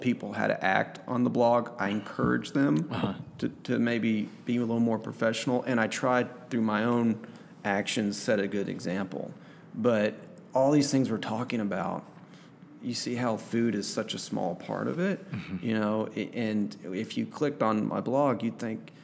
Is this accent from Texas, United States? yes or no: yes; Texas, United States; now in Arkansas, United States; I'm from Texas